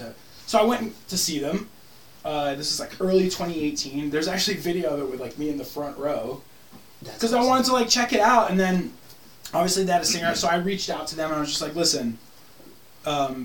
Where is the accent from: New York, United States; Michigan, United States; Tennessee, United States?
New York, United States; Levittown; I'm from Long Island. I'm from Levittown, New York, which is America's first suburb